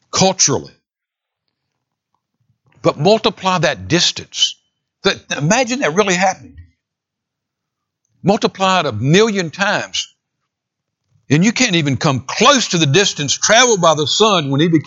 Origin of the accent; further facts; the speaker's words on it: San Diego, California, United States; born there; I was born in San Diego, California in 1944.